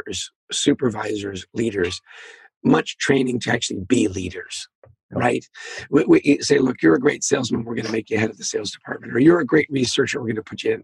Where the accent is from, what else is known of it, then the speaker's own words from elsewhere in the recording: Canada; I grew up in Canada